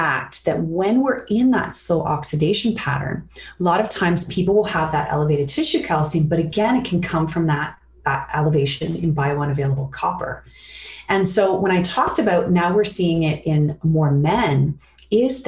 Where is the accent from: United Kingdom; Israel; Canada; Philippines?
Canada; Sarnia, Ontario; I grew up in Sarnia, which is in Chemical Valley.